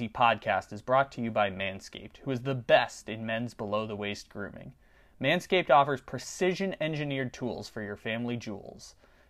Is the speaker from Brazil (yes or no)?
no; California, United States; now in Sacramento, United States; I'm from SoCal, and now I live in Sacramento.